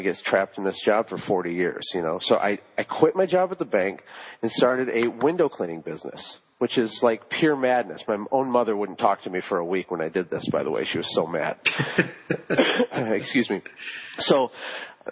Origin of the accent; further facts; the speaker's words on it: Flint, Michigan, United States; I was born in Flint, you know, where they're having the water crisis right now. That's my hometown